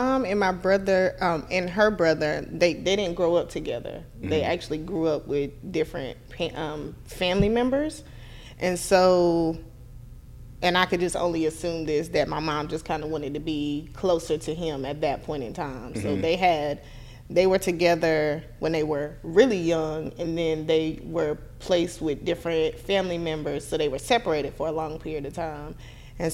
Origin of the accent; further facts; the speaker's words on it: Spring Lake, North Carolina, United States; also born or lived in Philadelphia, Pennsylvania; now in Durham, United States; of course. I'm from Spring Lake, North Carolina, which is a small town right outside of Fayetteville, North Carolina. I currently live in Durham.